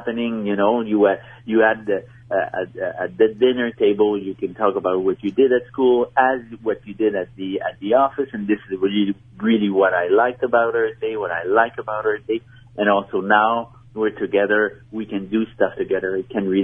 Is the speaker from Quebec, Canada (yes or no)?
yes; Montreal, Quebec, Canada; Maybe you've heard my accent. I'm from Montreal